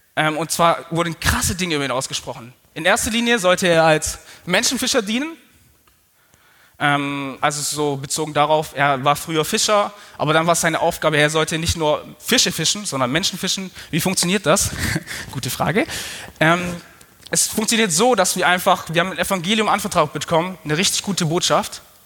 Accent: Swabia, Germany; Aber ich bin Schwabe

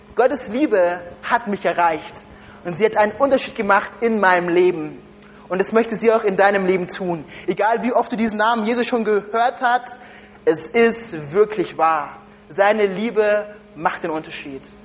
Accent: Germany; ich komme ursprünglich nicht aus Deutschland

